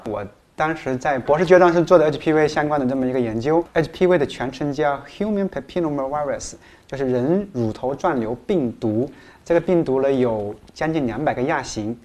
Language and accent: Chinese; China; 我们中国